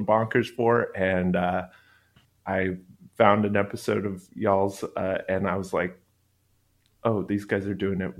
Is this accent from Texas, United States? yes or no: yes; Texas, United States; I grew up in Texas